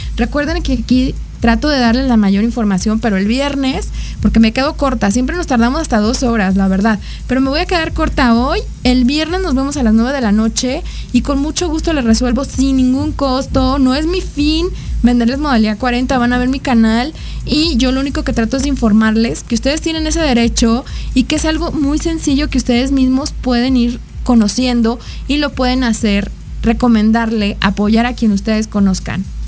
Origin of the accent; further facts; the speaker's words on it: Mexico; como mexicanos